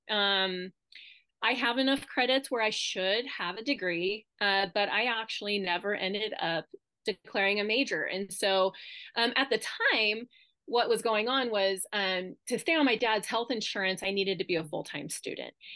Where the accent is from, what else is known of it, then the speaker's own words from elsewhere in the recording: Winnemucca, Nevada, United States; moved away as an adult; now in Reno, United States; we grew up in Winnemucca